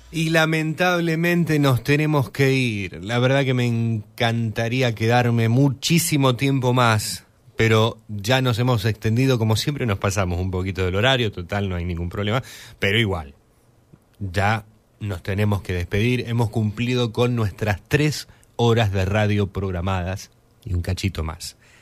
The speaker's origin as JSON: {"language": "Spanish", "country": "Argentina"}